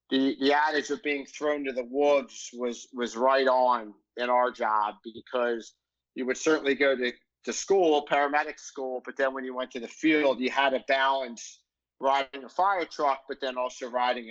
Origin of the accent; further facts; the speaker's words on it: Philadelphia, Pennsylvania, United States; grow up out in the suburbs